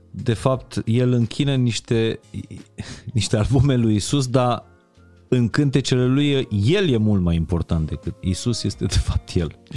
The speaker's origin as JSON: {"language": "Romanian", "region": "Transylvania", "country": "Romania", "said": "Cine observă că eu sunt ardelean?"}